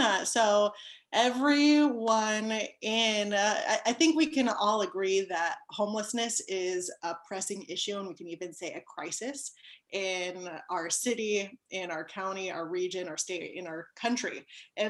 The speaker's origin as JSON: {"language": "English", "town": "South Pasadena", "region": "California", "country": "United States", "tie": "born or raised there", "lives_now": "Rosemead, United States", "said": "I was raised in South Pasadena"}